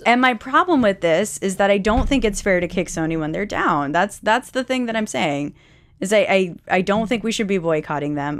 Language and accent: English; United States; we as American people